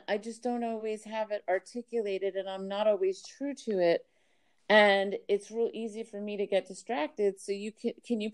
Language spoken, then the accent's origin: English; Miami, Florida, United States; I was brought up in Miami, Florida.